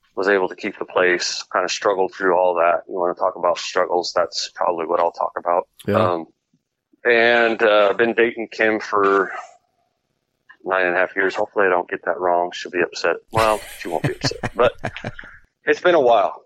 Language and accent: English; California, United States; I'm I'm from California